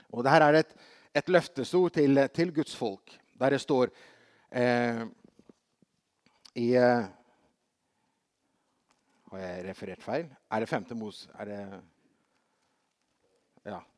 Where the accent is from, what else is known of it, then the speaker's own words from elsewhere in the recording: Brazil; I, eh, for, altså, Brasil, som barn i Brasil så hadde vi, hadde vi besøk av en, eh, en, som var en ny misjonær.